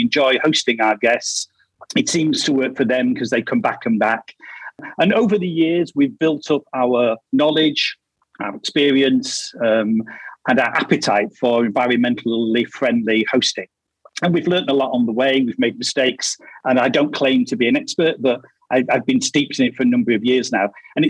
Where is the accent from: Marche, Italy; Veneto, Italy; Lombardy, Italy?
Marche, Italy; Casal dei Fichi; I'm from Casal dei Fichi in Le Marche, Italy.